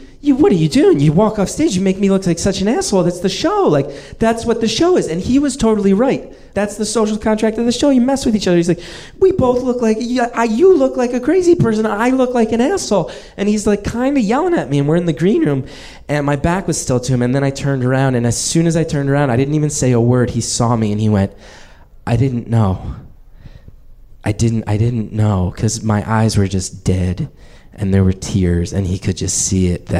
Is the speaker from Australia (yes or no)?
no; New Jersey, United States; moved away as an adult; now in Brooklyn, United States; I live in Brooklyn now, but I grew up in New Jersey